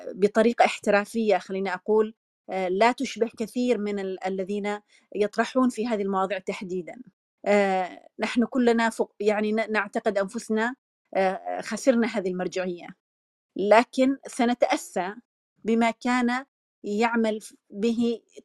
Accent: Yemen; now in Turkey; احنا كيمنيين

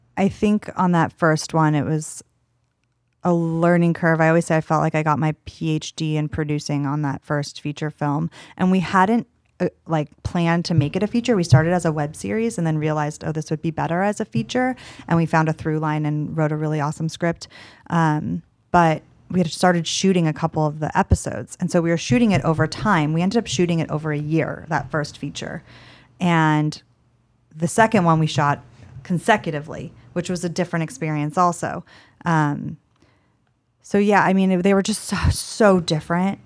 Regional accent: Los Angeles, California, United States; I'm from Los Angeles, and I grew up acting

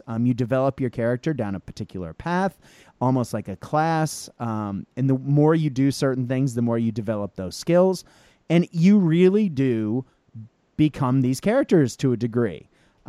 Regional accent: Boston, Massachusetts, United States; my hometown of Boston

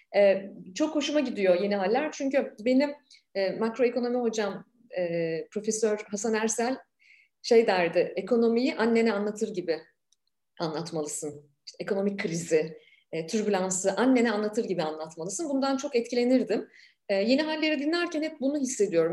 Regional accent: Ankara, Turkey; moved away as an adult; ben de bir Ankaralıyım.

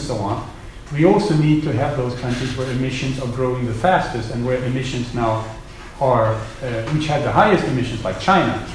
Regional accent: Sweden; moved away; I'm from Sweden originally

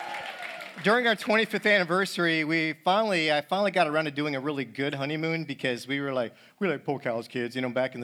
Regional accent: Syracuse, New York, United States; moved away; I grew up in New York, but not that area of New York. I grew up near the Cuse, a long ways from here, where it snows

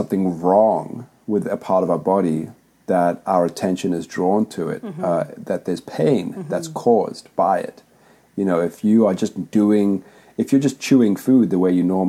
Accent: Zimbabwe; now in Montreal, Canada; I grew up in Zimbabwe

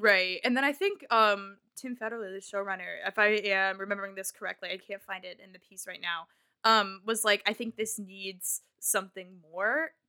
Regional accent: Nebraska, United States; I am from Nebraska

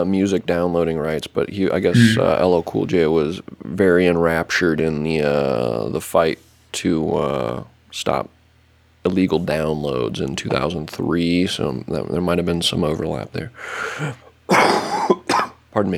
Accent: United States; my hometown, Shelby County Fair

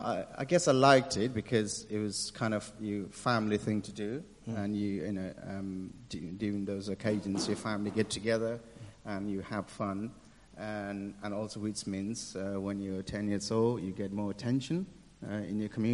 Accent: Nepal; moved away as an adult; also born or lived in Malaysia; now in Birmingham, United Kingdom; I'm from Nepal. So I grew up in a very strong religious family

